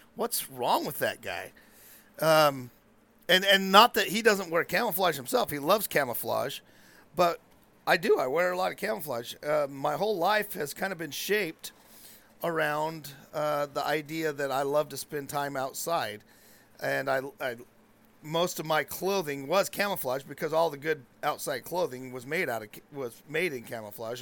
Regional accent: Chiloquin, Oregon, United States; I grew up in Chiloquin

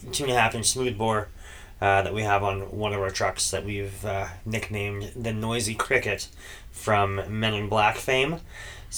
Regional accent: Canada; We are Canadian

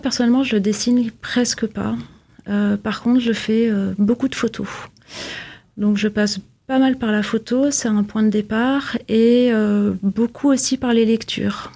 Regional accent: Vienna, Austria; now in Villeneuve-d'Ascq, France; j'ai grandi à Vienne, donc forcément la langue allemande me parle

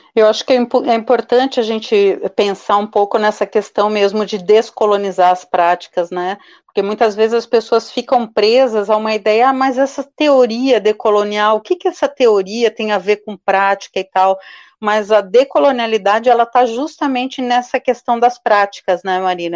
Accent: Brazil; nós brasileiras e brasileiros

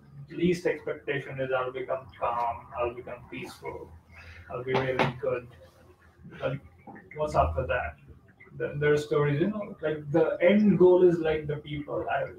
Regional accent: India; moved away; I'm from India

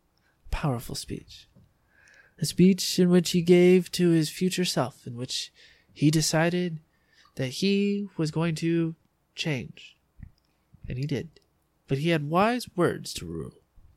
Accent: San Diego, California, United States; accent: drawl; we're just San Diegans.

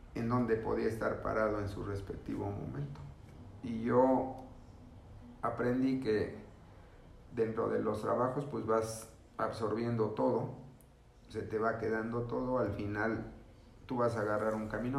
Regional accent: Mexico City, Mexico; yo soy de la Ciudad de México, vengo de una familia numerosa

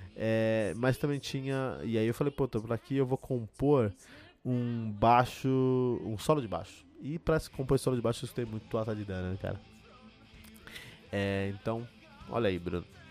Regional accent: Cotia, São Paulo, Brazil; eu fui criado em Cotia, aqui em São Paulo

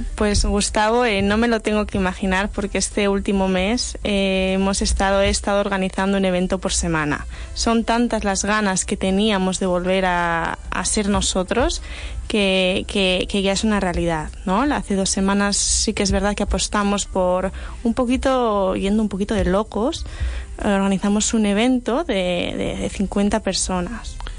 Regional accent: Santander, Cantabria, Spain; yo soy de Santander, una ciudad

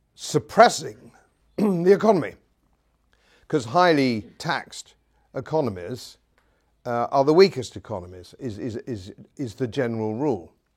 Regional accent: England, United Kingdom; Being an Englishman, uh, in, in modern Britain

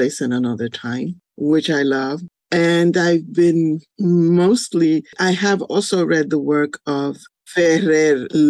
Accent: New York City, New York, United States; also born or lived in Carolina, Puerto Rico / Spanish Harlem / Buffalo; the Bronx, because of course I grew up here.

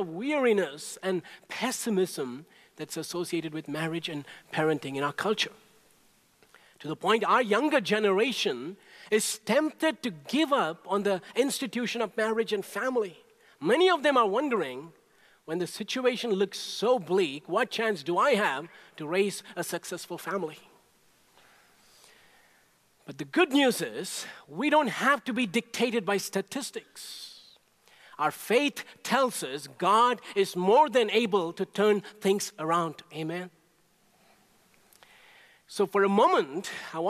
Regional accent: India; moved away; when I was growing up in India

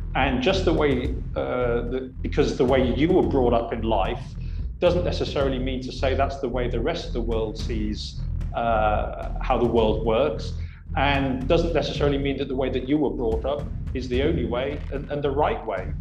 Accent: Oxford, South East England, United Kingdom; moved away as an adult; also born or lived in Hong Kong; now in Singapore; originally I'm from Oxford, England

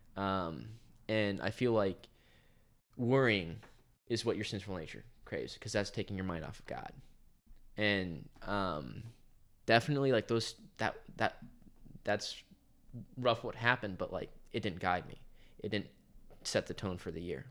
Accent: Garden City, Kansas, United States; I'm from Garner City, Kansas.

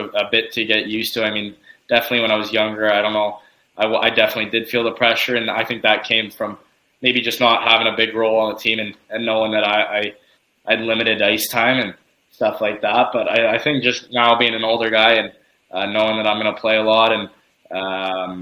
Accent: Windsor, Ontario, Canada; growing up in Windsor, obviously you hear about the OHL

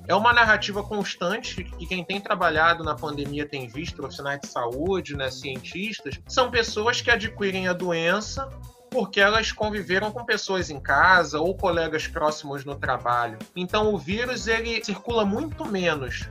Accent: Brazil; Eu sou brasileiro

